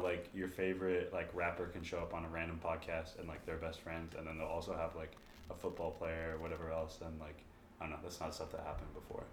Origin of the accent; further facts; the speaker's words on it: Corpus Christi, Texas, United States; moved away; also born or lived in Dallas, Texas / Rio Grande Valley, Texas; I moved uh, to Corpus Christi, graduated from high school there